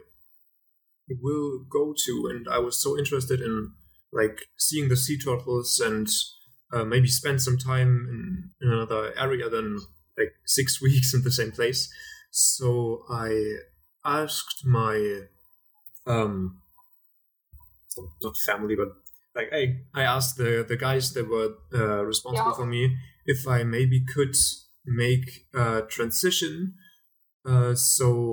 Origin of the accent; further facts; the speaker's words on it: Germany; I'm from Germany